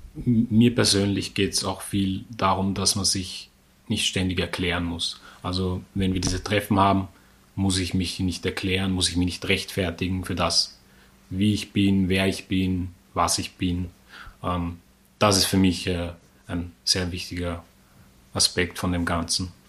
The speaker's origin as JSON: {"language": "German", "country": "Austria", "said": "bin ich trotzdem aus Österreich. Also ich gebe dann auch nicht nach und gebe ihnen, was sie hören wollen, sondern ich bin einfach Österreicher"}